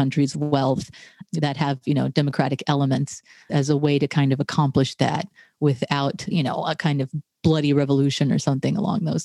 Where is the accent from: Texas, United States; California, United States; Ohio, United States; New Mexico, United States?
Texas, United States; Tarrant County; moved away as an adult; also born or lived in Boston / Cambridge; we come from Tarrant County in Texas, which is the most reliably red county in Texas